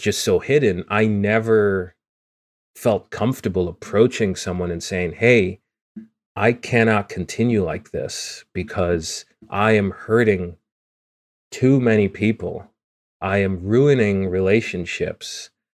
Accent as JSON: {"language": "English", "country": "Guyana", "tie": "born or raised there", "moved": "yes", "said": "the rainforest and me growing up in it. So In Guyana, growing up"}